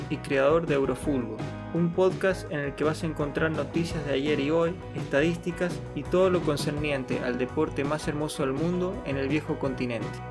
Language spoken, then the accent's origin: Spanish; Argentina; soy argentino